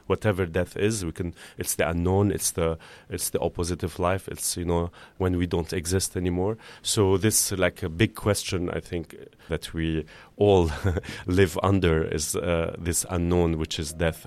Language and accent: English; Beirut, Beirut Governorate, Lebanon; moved away as an adult; also born or lived in Amsterdam; now in Paris, France; growing up in Beirut during the war years